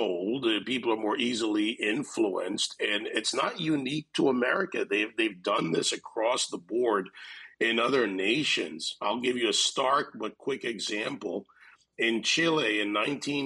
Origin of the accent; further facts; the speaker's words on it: Jamaica; also born or lived in Gilbertsville, New York; now in Miami, United States; I was born in the Caribbean. I was born in Jamaica, West Indies.